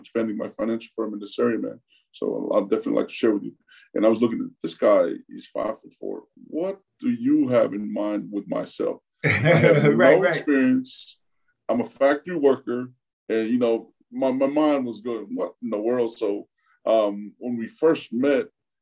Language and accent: English; Euless, Texas, United States; English is a second language; moved away as an adult; also born or lived in Tonga; now in Florida, United States; grew up in Euless, junior high and high school